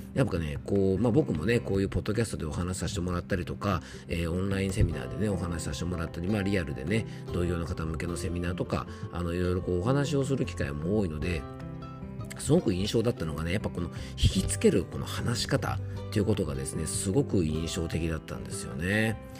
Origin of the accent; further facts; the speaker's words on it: Yamanashi, Japan; 僕の地元山梨県出身の落語家さんんなんですね